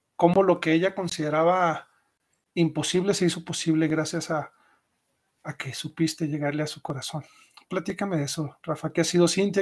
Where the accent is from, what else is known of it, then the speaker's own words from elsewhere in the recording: Chihuahua, Mexico; also born or lived in Mexico City; me regresé a mi, a mi tierra natal, a Chihuahua